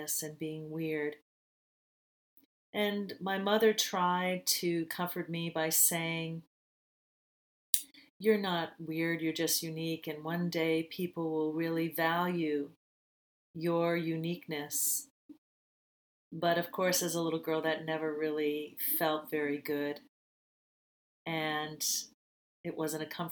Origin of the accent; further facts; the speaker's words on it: United States; moved away as an adult; now in Bali, Indonesia; I moved away from the United States of America in 2002